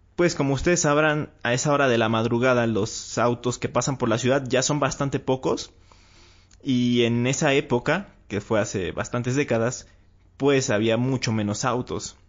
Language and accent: Spanish; Mexico; aquí en mi país